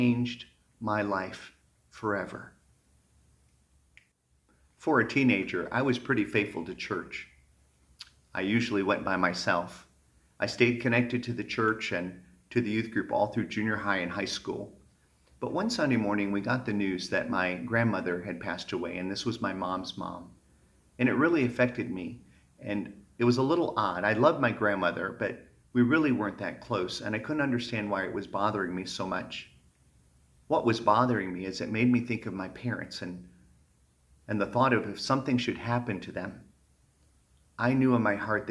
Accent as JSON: {"language": "English", "region": "Michigan", "country": "United States", "tie": "born or raised there", "said": "Growing up in Michigan"}